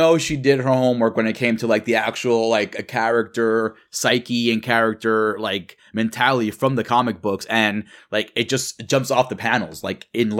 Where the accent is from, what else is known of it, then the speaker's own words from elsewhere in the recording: New York City, New York, United States; I'm from New York, so everything does happen out here.